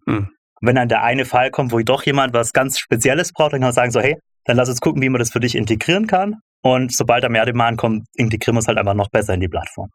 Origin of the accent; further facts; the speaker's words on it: Stuttgart, Baden-Württemberg, Germany; Ich komme aus Stuttgart